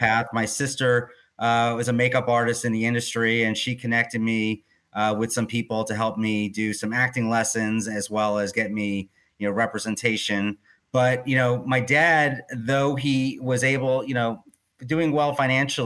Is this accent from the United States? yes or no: yes; Oyster Bay Cove, New York, United States; I was born in a small town called Oyster Bay Cove, Long Island